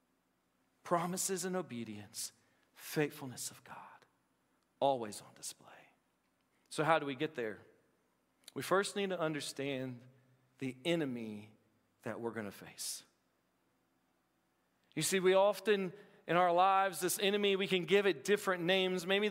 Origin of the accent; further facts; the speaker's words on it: Appalachia, United States; I'm Appalachian.